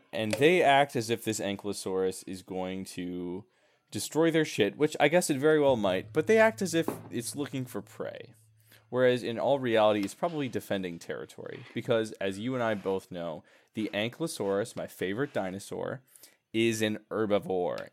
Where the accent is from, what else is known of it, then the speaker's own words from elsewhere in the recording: Milwaukee, Wisconsin, United States; I worked at Miller Park when I was a kid. I'm from Milwaukee, the Milwaukee area.